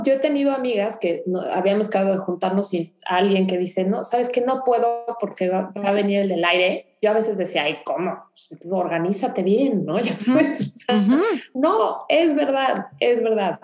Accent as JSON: {"language": "Spanish", "region": "Mexico City", "country": "Mexico", "moved": "as an adult", "lives_now": "Houston, United States"}